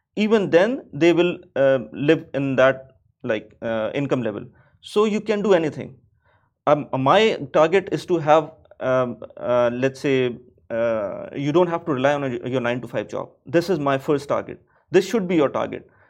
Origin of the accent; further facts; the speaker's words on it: Pakistan; moved away as an adult; now in Dubai, United Arab Emirates; I'm from Pakistan. So back home in Pakistan